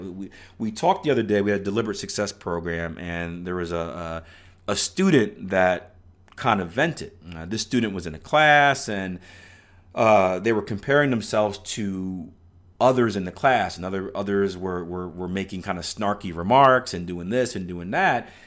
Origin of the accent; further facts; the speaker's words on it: Philadelphia, Pennsylvania, United States; I'm from Philadelphia, Pennsylvania, which isn't the greatest city in the world